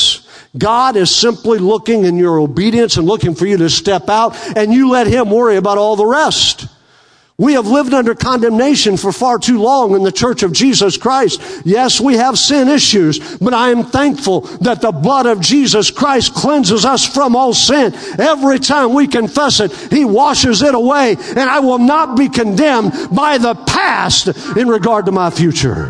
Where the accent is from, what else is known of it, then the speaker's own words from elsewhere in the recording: Western Oklahoma, United States; moved away; I grew up in American Indian in Western Oklahoma